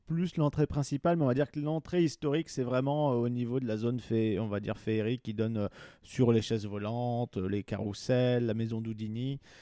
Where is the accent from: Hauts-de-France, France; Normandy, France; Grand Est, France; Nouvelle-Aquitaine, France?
Hauts-de-France, France; Pas-de-Calais; j'ai grandi dans le Pas-de-Calais